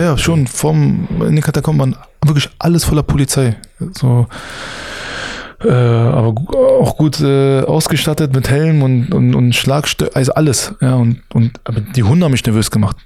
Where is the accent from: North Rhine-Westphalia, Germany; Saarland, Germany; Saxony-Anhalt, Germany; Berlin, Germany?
Berlin, Germany; als Berliner